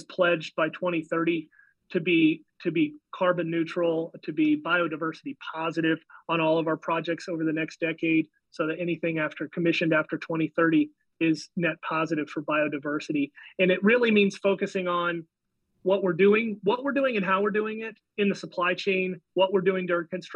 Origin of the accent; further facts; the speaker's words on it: United States; as an American